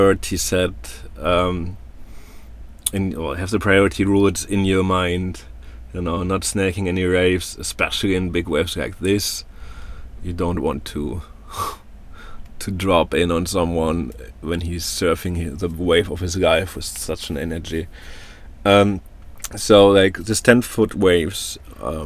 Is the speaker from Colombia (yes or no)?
no; Germany; moved away; I come from Germany